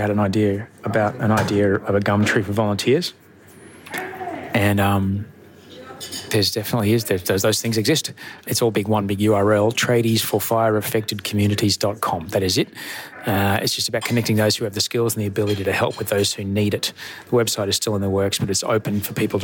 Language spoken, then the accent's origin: English; Brisbane, Queensland, Australia; also born or lived in Los Angeles, United States; now in Sydney, Australia; I grew up in Brisbane.